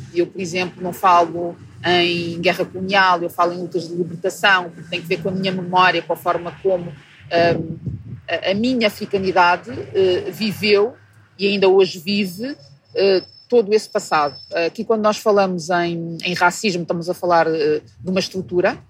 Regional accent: Portugal; also born or lived in Mozambique; Eu nasci em Moçambique eh, há 43 anos e vivo em Portugal desde os meus três

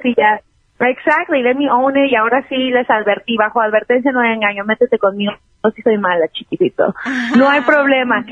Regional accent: Mexico City, Mexico; also born or lived in New York; now in Los Angeles, United States; yo crecí en la Ciudad de México y muy chavita me vine para acá. Primero estuve en, Nueva York y ahora estoy aquí en Los Ángeles.

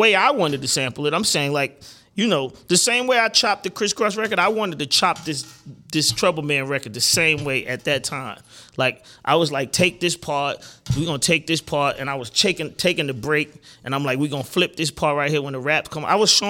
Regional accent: the South, United States; They didn't say nothing about we from the South. I'm from the South, right?

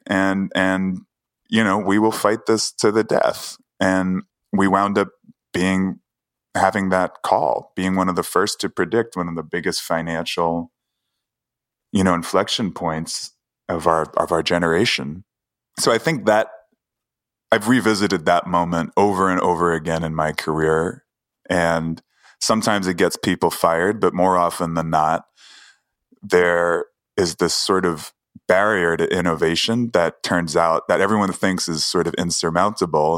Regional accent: New York City, New York, United States; I grew up in Queens

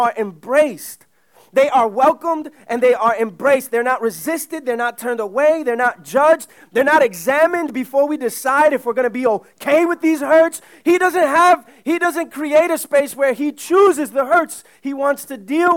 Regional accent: New York City, New York, United States; My parents are both immigrants from the Dominican Republic. They came in the late 70s. I grew up in Uptown

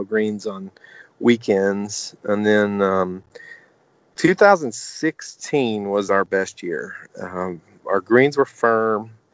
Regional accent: Sequatchie County, Tennessee, United States; moved away as an adult; also born or lived in Bledsoe County, Tennessee / South Florida; I grew up just down the road from here in Sequatchie County. I went to Sequatchie County High School. We actually lived in Bledsoe, but I went to Sequatchie

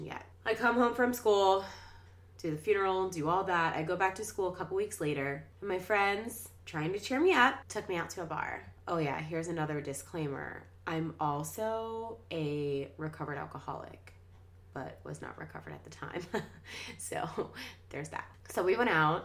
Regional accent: Washington, Pennsylvania, United States; I'm from Washington, PA, a little suburb of Pittsburgh.

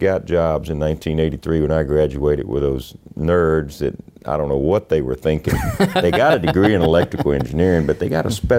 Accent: Carrizo Springs, Texas, United States; We were about 50 miles from Eagle Pass.

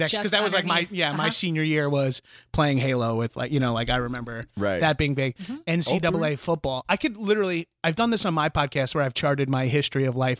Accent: Long Island, New York, United States; moved away as an adult; I grew up in Long Island, New York, or on Long Island, as we say.

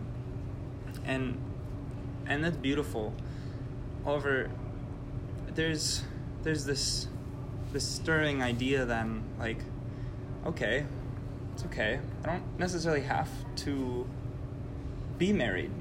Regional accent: Milwaukee, Wisconsin, United States; I'm from Milwaukee. I've grown up in the city.

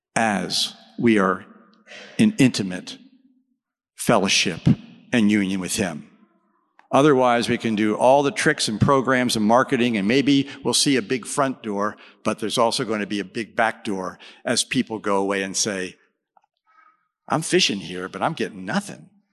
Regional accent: Texas, United States; I'm from Texas.

